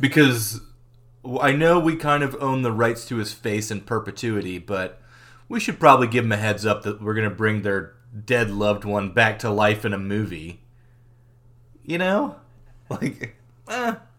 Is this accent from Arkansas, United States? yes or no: yes; Arkansas, United States; moved away as an adult; also born or lived in Hicksville, New York; I'm from Arkansas